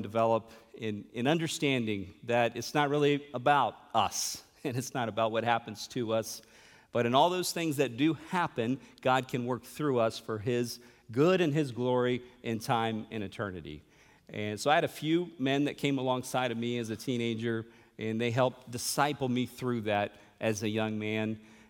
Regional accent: São Paulo, Brazil; also born or lived in Chattanooga, United States; And I was born in Chattanooga in 1978. And then a few years later, in 1981, my parents went to São Paulo, Brazil.

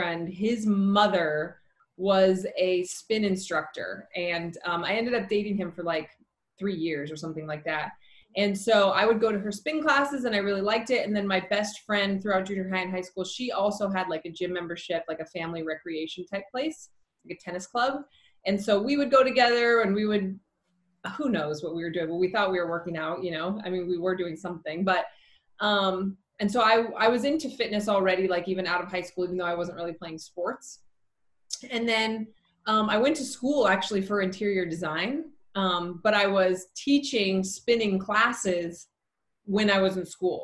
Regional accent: Salt Lake City, Utah, United States; I grew up in Salt Lake City, Utah.

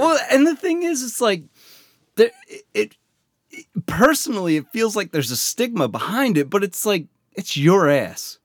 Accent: Baltimore, Maryland, United States; accent: Baltimore; how much of a Baltimore accent I have

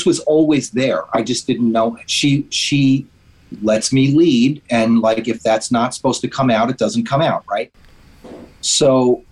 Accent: New York, United States; I'm from New York. And we're in New York now

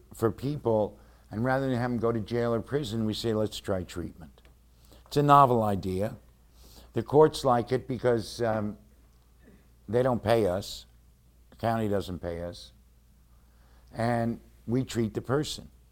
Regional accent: Cleveland, Ohio, United States; Cleveland, Ohio, my hometown, our hometown

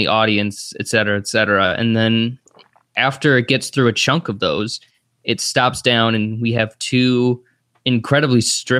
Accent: United States; as an American

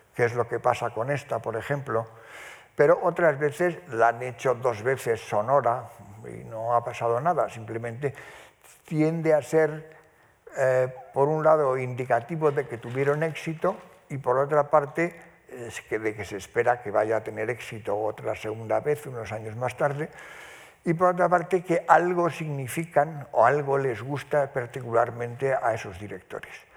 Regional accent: Spain; vivía en el piso de arriba de la casa donde yo nací, en Covarrubias 16

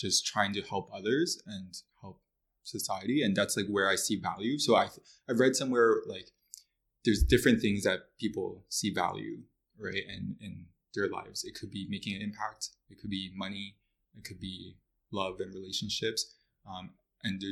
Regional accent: Mississauga, Ontario, Canada; also born or lived in Toronto / Kingston; I was born in Mississauga

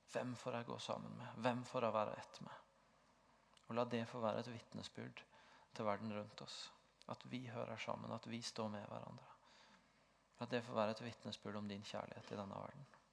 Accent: Tvedestrand, Agder, Norway; moved away as an adult; now in Stavanger, Norway; så hadde jeg en veldig sterk identitet i å være bygutt fra Tvedestrand

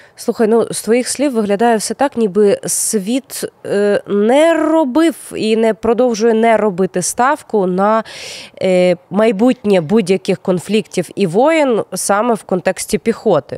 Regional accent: Crimea, Ukraine; moved away; мої земляки з моєї малої батьківщини з окупованого поки що Криму

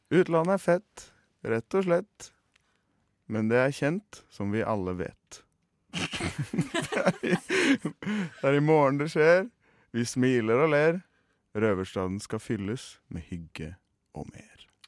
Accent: Oslo, Norway; accent: Oslo dialect; jeg har liksom greid meg på Oslo-dialekten min

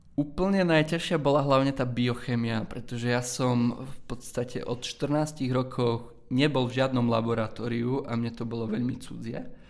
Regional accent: Zemplínske Hradište, Košice Region, Slovakia; moved away as an adult; now in Plzeň, Czech Republic; Pochádzam z malej dedinky menom Zemplínske hradište

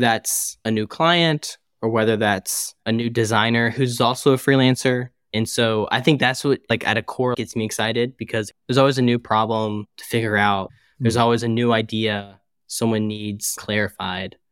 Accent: Chattanooga, Tennessee, United States; now in St. Louis, United States; I'm originally from Tennessee in a small city named Chattanooga, which is about two hours south or an hour and a half south of Nashville. So that's where family is. That's where I grew up

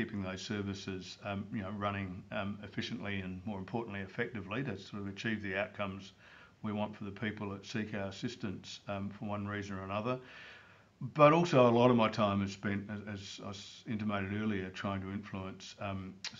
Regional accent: Barossa Valley, South Australia, Australia; I grew up in the Barossa Valley, which is a lovely area just north of Adelaide.

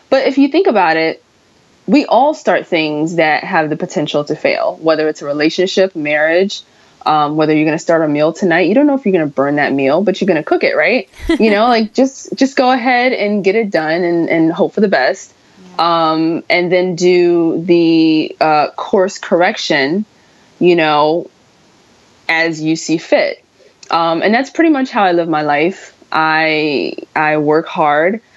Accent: New York, United States; me being a New Yorker

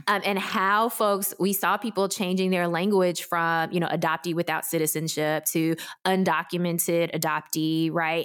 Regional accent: Memphis, Tennessee, United States; I grew up in Memphis, Tennessee, without connection to any adoptee community.

